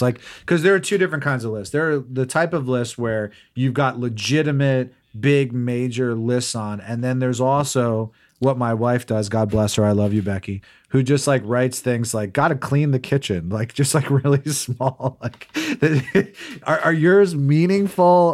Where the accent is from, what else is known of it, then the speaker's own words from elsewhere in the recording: New Jersey, United States; I grew up in New Jersey